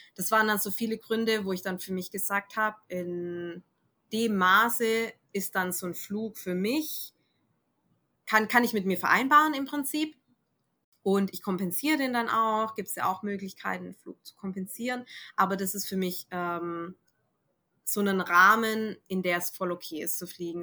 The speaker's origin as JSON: {"language": "German", "country": "Germany", "said": "bei uns in Deutschland"}